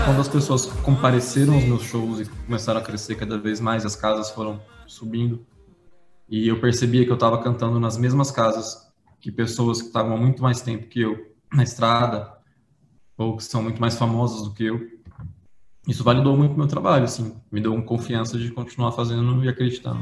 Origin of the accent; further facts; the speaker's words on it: interior of São Paulo, Brazil; eu sou do interior de São Paulo. Sim. E eu tive uma infância bem humilde